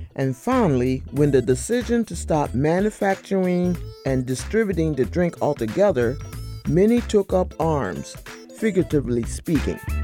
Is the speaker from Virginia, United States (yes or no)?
yes; Northumberland County, Lancaster County, Virginia, United States; I'm from Northumberland, Lancaster